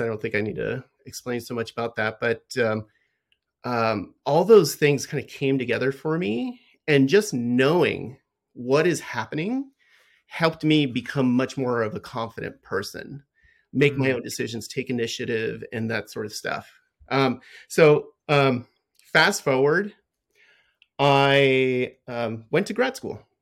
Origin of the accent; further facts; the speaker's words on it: Los Angeles, California, United States; I was born in in Southern California, um, and I lived in a lower socioeconomic area